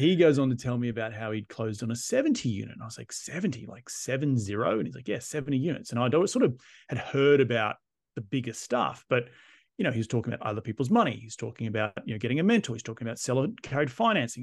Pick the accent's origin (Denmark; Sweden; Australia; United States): Australia; moved away as an adult; I'm Australian, I'm living abroad.